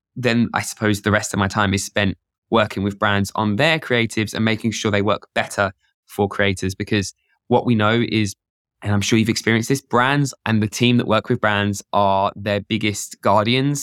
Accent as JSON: {"language": "English", "country": "United Kingdom", "said": "I'm British"}